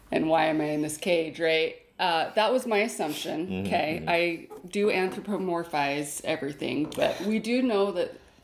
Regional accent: United States; we are American.

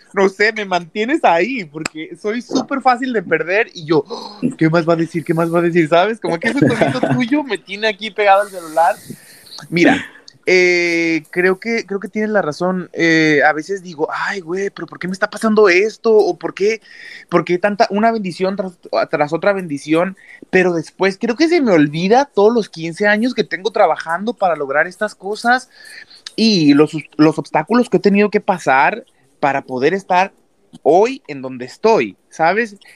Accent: Mexico; moved away as an adult; now in Los Angeles, United States; en mi país, que es en donde el, que más yo conozco

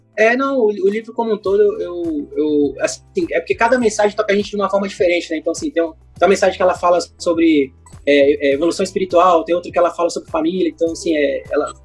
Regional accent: Brasília, Federal District, Brazil; also born or lived in Rio de Janeiro; eu sou carioca, mas eu vim para cá e para Brasília com cinco anos. Então faz muito tempo, né, que eu, que eu já me considero brasiliense.

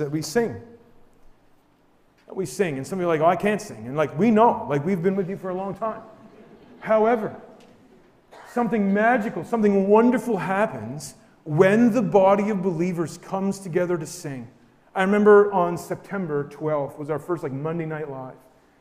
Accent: New Brunswick, Canada; We're from New Brunswick

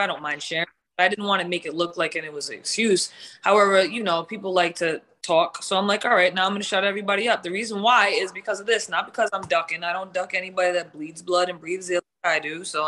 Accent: New England, United States; I'm from New England, so I'm F-bombing it up on there.

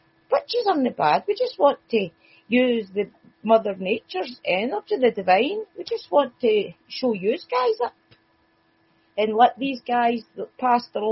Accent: Scotland, United Kingdom; accent: Scottish; my Scottish accent

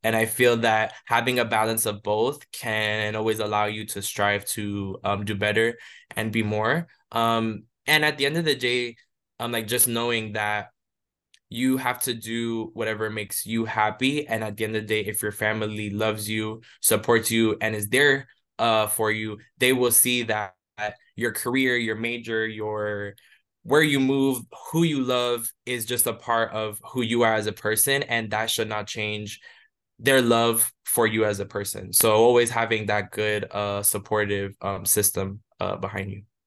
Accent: Hialeah, Florida, United States; moved away as an adult; now in Chicago, United States; I grew up in Miami, Florida, specifically within the city of Hialeah

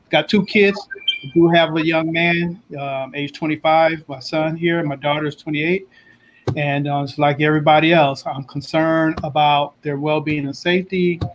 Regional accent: California, United States; now in Sacramento, United States; born and raised in Southern California, South Central area, currently live in Sacramento.

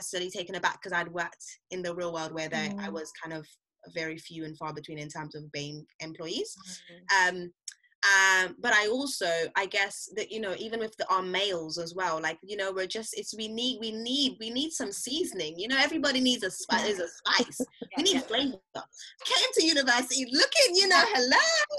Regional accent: St. Lucia; also born or lived in Barbados; I'm originally from St. Lucia, and so working in Barbados was also really helpful

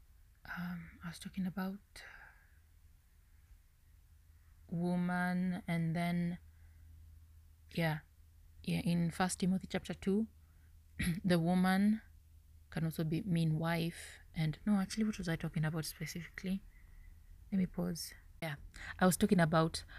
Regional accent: Kenya; English is a second language; I'm a Kenyan lady

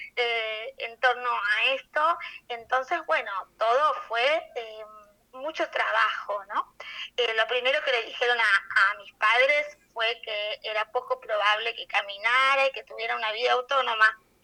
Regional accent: Argentina; yo soy argentina

